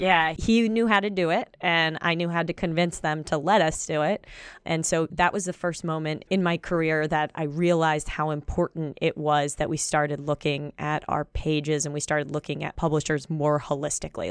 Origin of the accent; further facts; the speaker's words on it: Pennsylvania, United States; also born or lived in Baltimore, Maryland; we moved to Pennsylvania when I was about ten